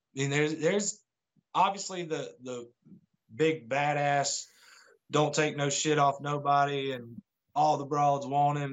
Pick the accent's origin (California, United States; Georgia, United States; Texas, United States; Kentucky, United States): Georgia, United States; near Atlanta; I'm from Georgia, uh, pretty close to Atlanta